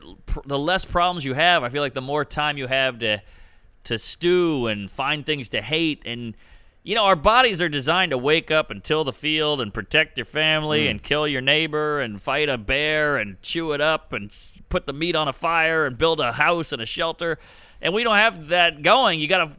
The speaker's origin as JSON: {"language": "English", "town": "New Orleans", "region": "Louisiana", "country": "United States", "tie": "born or raised there", "said": "I went to public school. I mean, I was the token cracker, whatever. I grew up in Treme. It was a black neighborhood, whatever."}